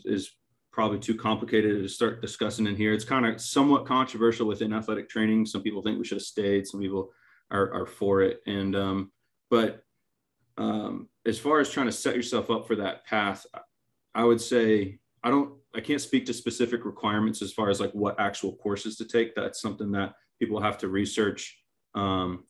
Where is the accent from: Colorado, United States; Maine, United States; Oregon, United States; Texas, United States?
Maine, United States; now in Wilmington, United States; I grew up in Maine